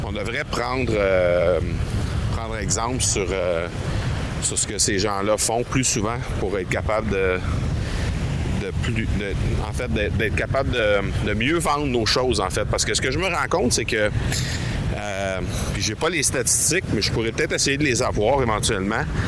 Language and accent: French; Canada; on vient du Canada